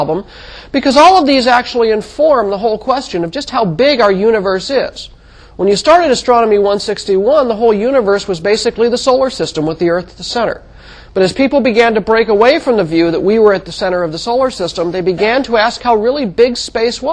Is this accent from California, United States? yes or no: yes; Mojave Desert, California, United States; When I was a child, I grew up in the Mojave Desert of California